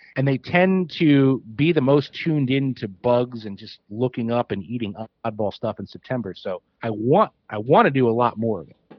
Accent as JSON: {"language": "English", "area": "outside of Trenton", "region": "New Jersey", "country": "United States", "tie": "born or raised there", "moved": "as an adult", "lives_now": "Pennsylvania, United States", "said": "I grew up outside of Trenton, New Jersey, and geographically that's right across the river from PA."}